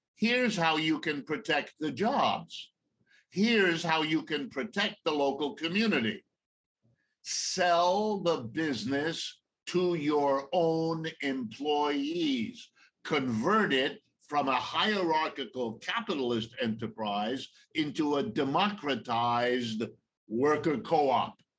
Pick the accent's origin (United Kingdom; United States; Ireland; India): United States; Ohio; I was born in Ohio, right in the middle of the United States. I've lived my entire life here